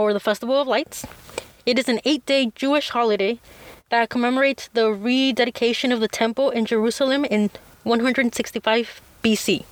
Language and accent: English; Mexico; I was born in Mexico, spend most of my life here